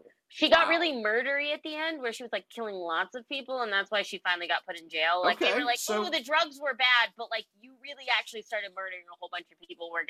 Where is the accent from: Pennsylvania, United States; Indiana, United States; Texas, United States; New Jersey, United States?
Texas, United States; Houston; I grew up in Houston.